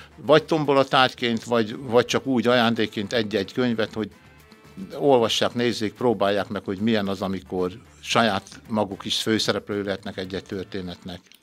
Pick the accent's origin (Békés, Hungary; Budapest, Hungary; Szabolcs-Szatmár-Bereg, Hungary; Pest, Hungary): Békés, Hungary; Körösladány; Szülőföldem Körösladány